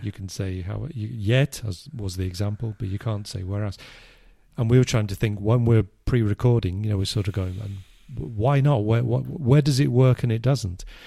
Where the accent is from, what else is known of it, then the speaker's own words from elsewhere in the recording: England, United Kingdom; I, I'm English